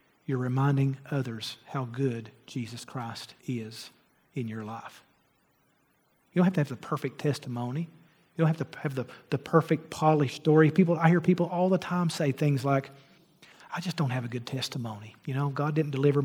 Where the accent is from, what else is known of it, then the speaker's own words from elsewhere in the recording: Argillite, Kentucky, United States; moved away; I'm from Argolite, Kentucky